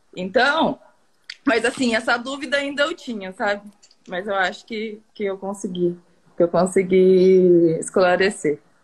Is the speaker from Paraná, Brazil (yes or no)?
yes; Tomazina, Paraná, Brazil; Tomazina, Tomazina, Paraná, interior do Paraná